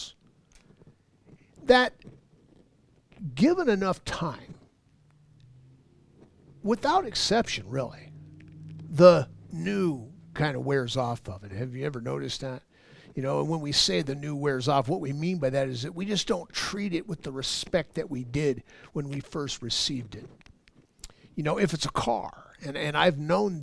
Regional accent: Los Angeles, California, United States; now in Ohio, United States; I was born and raised in Los Angeles

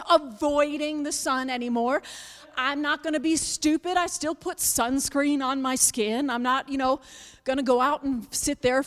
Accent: Buffalo, New York, United States; moved away; I'm from Buffalo, New York. I was raised in Buffalo, New York

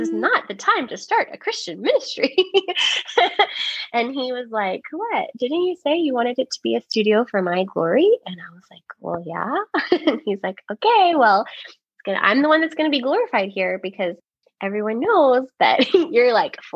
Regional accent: Richmond, Texas, United States; I was born and raised here in the Richmond area. And love my hometown so much

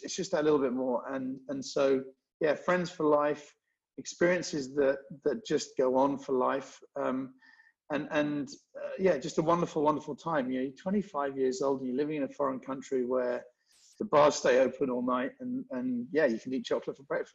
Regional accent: London, United Kingdom; moved away as an adult; also born or lived in Hong Kong; now in Singapore; Born in London, North London.

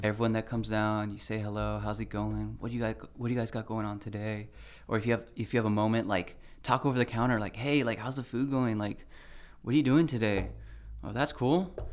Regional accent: Brea, California, United States; also born or lived in Oxnard; I grew up in Brea

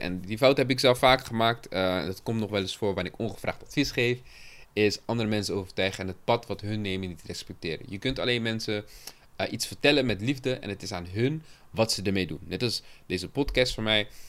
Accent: Cape Verde; het Capverdi waar ik vandaan kom

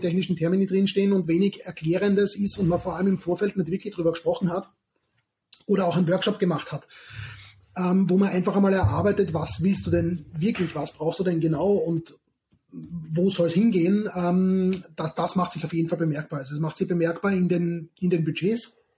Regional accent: southern Austria, Austria; moved away; aus meiner alten Heimat im Süden von Österreich

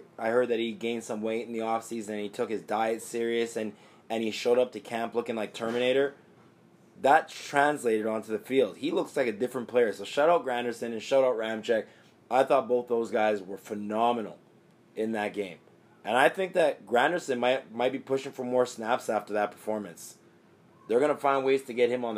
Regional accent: Jamaica; I'm Jamaican, right? So when Jamaicans say mother, we say mutta.

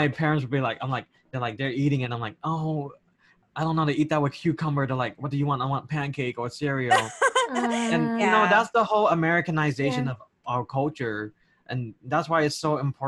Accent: Long Beach, California, United States; first language English; I was born and raised in Long Beach, California, which is the biggest, one of the biggest Cambodian communities here in the United States

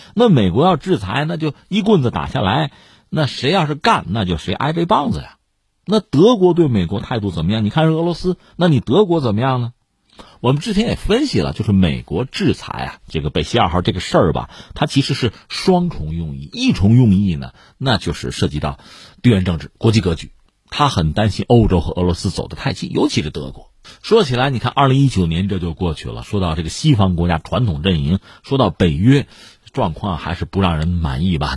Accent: China

